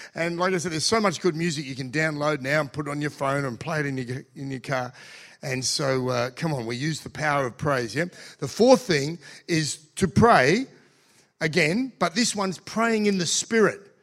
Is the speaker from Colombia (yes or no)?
no; Australia; I'm Australian too